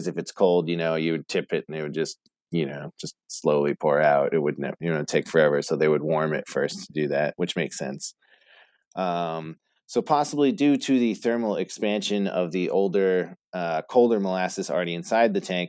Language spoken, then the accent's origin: English; Boston area, Massachusetts, United States; accent: Bostonian; I was born in Boston, so we definitely frequented the city a lot. I wasn't born in the city